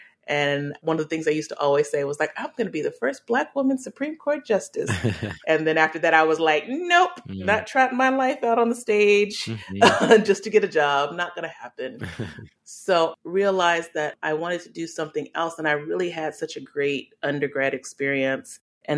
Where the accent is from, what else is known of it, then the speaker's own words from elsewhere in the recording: England, United Kingdom; born there; also born or lived in Delaware / Arkansas / Alaska / Louisiana; So I was born in England and we lived in Delaware, Arkansas, Alaska, then Louisiana. My parents are originally from Louisiana.